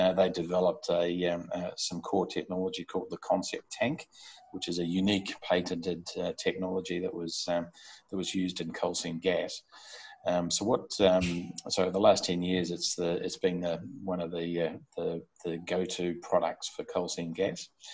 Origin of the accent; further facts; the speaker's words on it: Auckland, New Zealand; I was brought up in Auckland in New Zealand, so I'm a Kiwi. Um, and uh, my first 18 years of life was uh, was in Auckland.